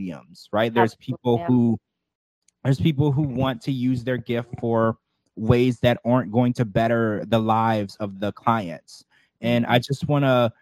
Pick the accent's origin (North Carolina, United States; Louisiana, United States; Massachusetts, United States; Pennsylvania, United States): Louisiana, United States; I was raised in Louisiana where there was a lot of voodoo and witchcraft